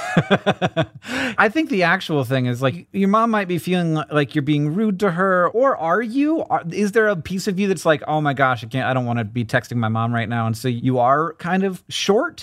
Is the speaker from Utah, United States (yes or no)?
no; Orlando, Florida, United States; I'm from Orlando, Florida.